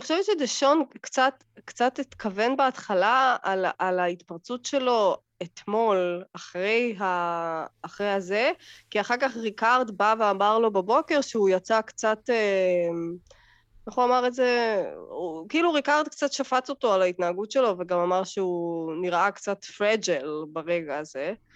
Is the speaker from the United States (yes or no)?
no; Russia; now in Israel; אני יכולה להגיד על עצמי קצת בתור רוסייה